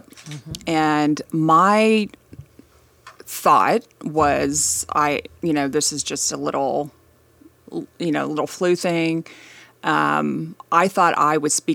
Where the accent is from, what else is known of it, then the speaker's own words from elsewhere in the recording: Wichita, Kansas, United States; yeah, I'm actually leaving at 6 a.m. tomorrow morning to go go home um, for the week. Um, but yeah, I grew up in Wichita, Kansas.